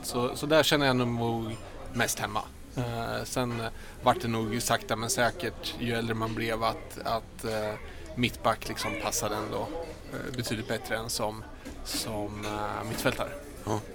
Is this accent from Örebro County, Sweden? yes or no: yes; Örebro, Örebro County, Sweden; moved away as an adult; also born or lived in Gävle; Lundby, där jag växte upp.